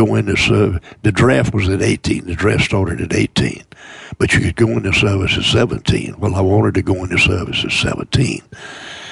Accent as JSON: {"language": "English", "town": "Mobile", "region": "Alabama", "country": "United States", "tie": "born or raised there", "said": "I was born in South Alabama, born in Mobile"}